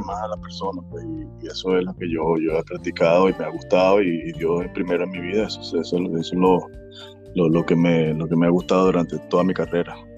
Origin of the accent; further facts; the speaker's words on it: Suapire, Miranda, Venezuela; also born or lived in Santa Teresa del Tuy; Suapire es mi pueblito donde yo me crié, el cual, el cual vive mi padre y bueno, yo, pero yo nací en Santa Teresa del Tuyo